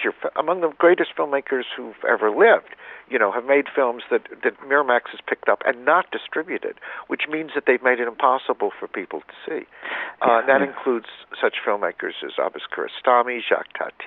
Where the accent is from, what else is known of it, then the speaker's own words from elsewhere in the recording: Alabama, United States; I grew up in in Alabama